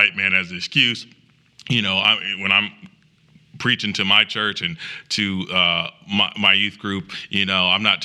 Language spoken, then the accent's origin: English; Springfield, Illinois, United States; moved away as an adult; also born or lived in Chicago, Illinois; now in Greenville, United States; I'm from Springfield and my family's from Chicago